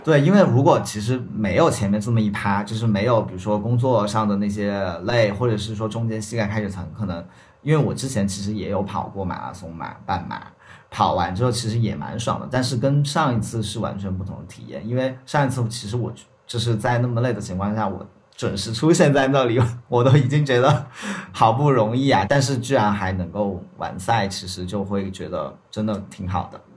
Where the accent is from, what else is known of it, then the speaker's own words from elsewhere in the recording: Sichuan, China; accent: Sichuanese; 我们四川话里面的那个，就是胸气